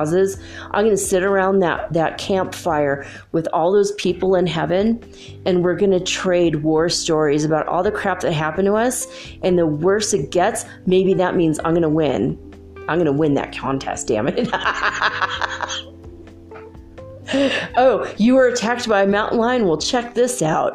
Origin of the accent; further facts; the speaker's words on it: Paradise, California, United States; my hometown burned to the ground.